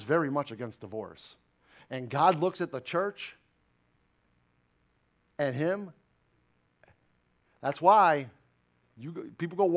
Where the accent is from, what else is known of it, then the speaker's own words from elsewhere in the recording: New York, United States; now in Jacksonville, United States; I'm a New Yorker